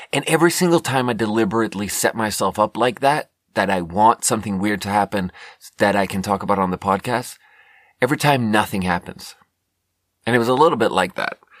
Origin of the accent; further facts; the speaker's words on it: Sweden; moved away as an adult; also born or lived in China; now in United States; I was born in Sweden and then lived 10 years in China and then moved to America six years ago